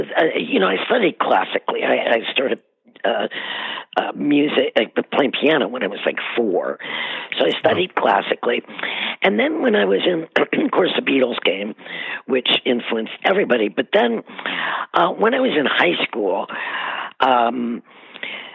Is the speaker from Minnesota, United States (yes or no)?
no; Cleveland, Ohio, United States; I grew up in Cleveland